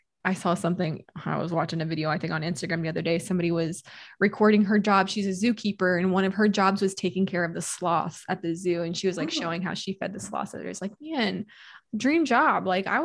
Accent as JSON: {"language": "English", "region": "Missouri", "country": "United States", "said": "I'm actually from Missouri, so I actually grew up going to the Lake of the Ozarks"}